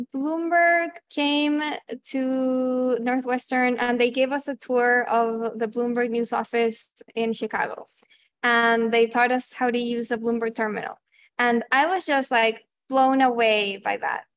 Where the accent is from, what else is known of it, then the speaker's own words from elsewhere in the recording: Chile; moved away as an adult; also born or lived in Argentina; growing up in Chile